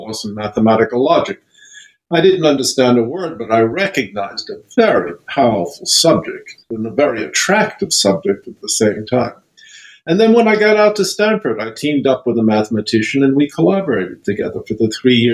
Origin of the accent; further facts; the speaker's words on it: Leipzig, Saxony, Germany; moved away; also born or lived in France; I grew up in Leipzig in Germany